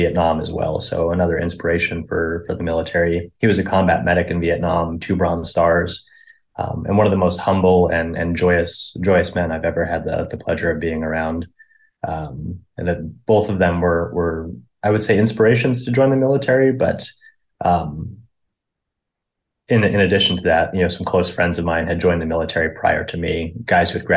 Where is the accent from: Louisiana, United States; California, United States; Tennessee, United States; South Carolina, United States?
California, United States; Tracy; born and raised in Tracy, nothing noteworthy there.